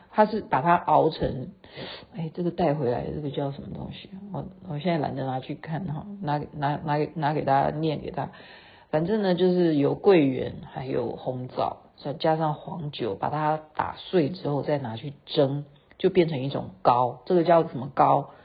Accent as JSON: {"language": "Chinese", "country": "Taiwan", "said": "我是台湾来的，我也是制作人"}